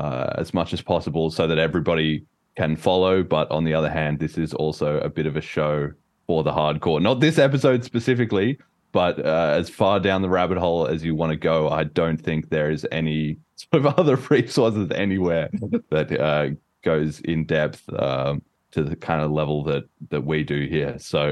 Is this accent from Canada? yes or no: no; Australia; now in United Kingdom; I'm Australian, as you may or may not be able to tell from my accent. It's been slowly fading over time a little bit as I've been living in the UK.